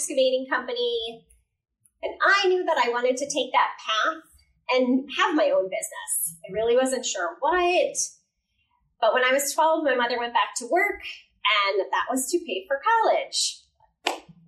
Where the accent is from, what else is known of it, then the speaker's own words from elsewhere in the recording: New Jersey, United States; I grew up in New Jersey, pretty standard, happy home